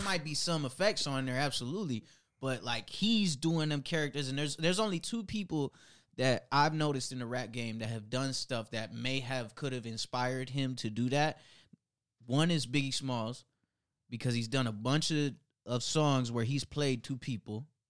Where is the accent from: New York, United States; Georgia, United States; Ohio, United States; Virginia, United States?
Ohio, United States; Cleveland; I'm from Cleveland